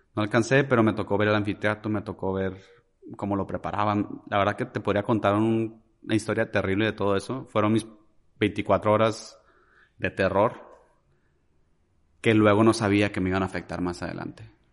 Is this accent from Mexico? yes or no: yes; Ciudad Juárez, Chihuahua, Mexico; moved away as an adult; soy originario de Ciudad Juárez, Chihuahua. Eh, fui muy feliz en esa ciudad de los, pues desde que nací hasta mis 21 años.